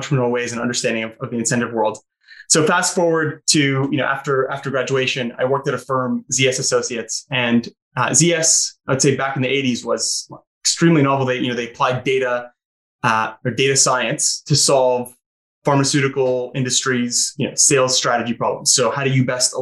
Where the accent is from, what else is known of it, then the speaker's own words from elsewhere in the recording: St. Catharines, Ontario, Canada; moved away; I'm from St. Catharines.